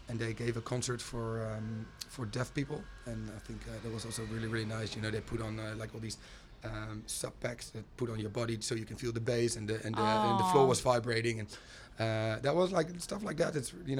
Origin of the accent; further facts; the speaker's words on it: Groningen, Netherlands; moved away as an adult; now in Utrecht, Netherlands; my hometown, Groningen, which is in the north of Holland